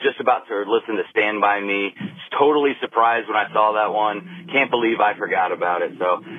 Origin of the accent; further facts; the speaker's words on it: Illinois side, United States; moved away as an adult; now in Ohio, United States; I grew up on the Quad Cities, Illinois side, so it's kind of fun hearing all the references to Iowa. We moved to Ohio a few years back, so it's kind of bringing us back home.